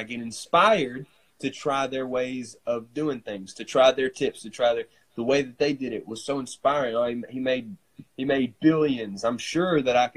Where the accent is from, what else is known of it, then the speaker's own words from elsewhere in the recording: Corinth, United States; my hometown